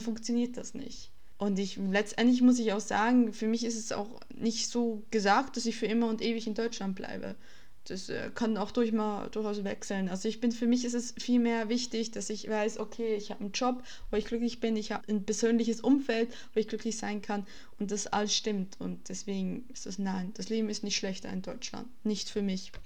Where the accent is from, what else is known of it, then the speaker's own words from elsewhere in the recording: Switzerland; now in Germany; Ich bin keine typische Schweizerin.